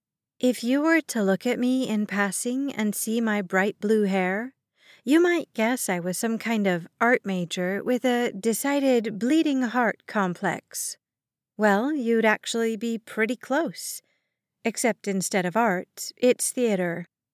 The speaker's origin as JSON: {"language": "English", "region": "Alaska", "country": "United States", "said": "Yes, I'm from Alaska. No, I don't ski cross-country to travel from one town to another, nor have I ever seen or spent the night in an igloo. I live an hour away from the nearest grocery store, and my town only has about 300 people living in it."}